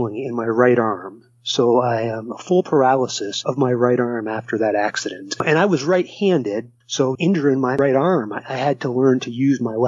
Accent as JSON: {"language": "English", "town": "Waterbury", "region": "Vermont", "country": "United States", "tie": "born or raised there", "said": "I grew up in Waterbury, Vermont"}